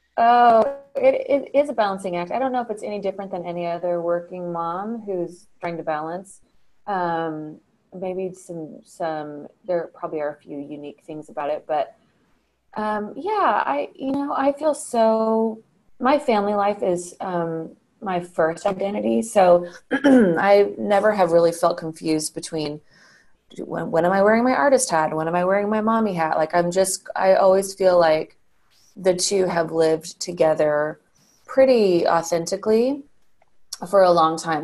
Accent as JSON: {"language": "English", "town": "Colorado Springs", "region": "Colorado", "country": "United States", "tie": "born or raised there", "moved": "yes", "said": "I grew up in Colorado Springs, um, and I just took my kids back there uh, last week to visit still very much feels like home to me"}